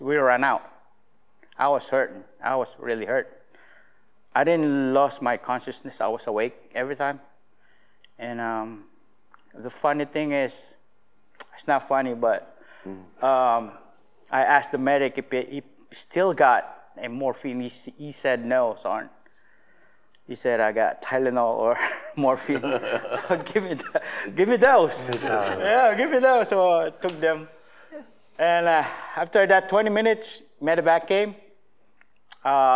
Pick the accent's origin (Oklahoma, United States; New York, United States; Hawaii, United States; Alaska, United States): Alaska, United States; I'm from Alaska